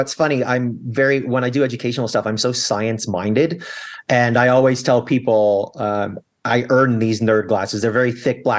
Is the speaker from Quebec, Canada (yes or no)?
no; Toronto, Ontario, Canada; also born or lived in Chicago / Fort Worth / Anaheim; I had lived in Fort Worth, Texas, the People's Republic of Disney, otherwise known as Anaheim, California, Toronto, Canada, where I grew up and became a dual citizen